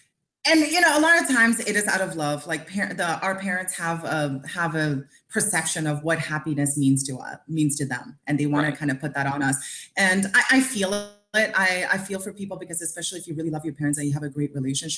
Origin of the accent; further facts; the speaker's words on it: India; I'm Indian Chinese, so I came from India, and I'm Chinese.